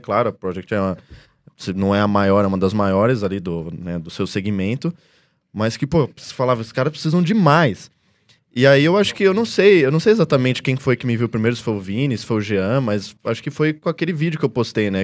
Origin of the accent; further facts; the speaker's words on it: Brazil; first language Portuguese; como eu sou brasileiro